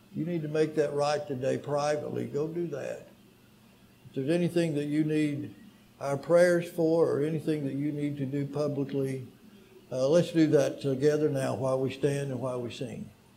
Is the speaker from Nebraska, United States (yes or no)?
no; St. Petersburg, Florida, United States; moved away; also born or lived in Tunica; As a young boy growing up, I grew up in St. Petersburg, Florida, at a great congregation